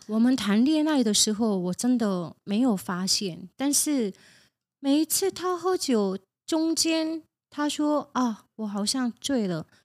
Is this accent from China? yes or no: no; South Korea; moved away; 我是从韩国来的